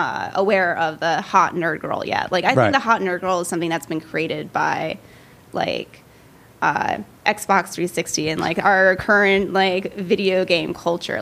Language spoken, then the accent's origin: English; Pittsburgh, Pennsylvania, United States; also born or lived in Michigan; I was born in Michigan. My family moved us out to north of Pittsburgh when I was like 8 or 9